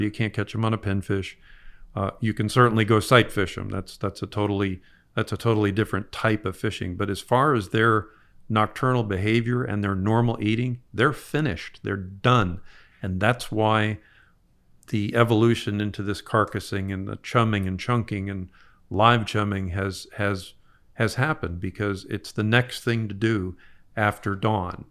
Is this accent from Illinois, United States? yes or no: no; Broward County, Florida, United States; we grew up in Broward County